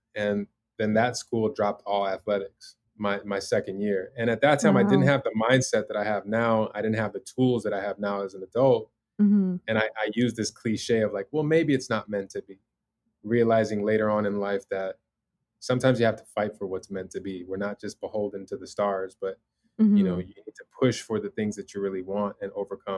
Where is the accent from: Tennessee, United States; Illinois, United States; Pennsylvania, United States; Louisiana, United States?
Illinois, United States; Chicago; now in Los Angeles, United States; I grew up in the Michael Jordan era in Chicago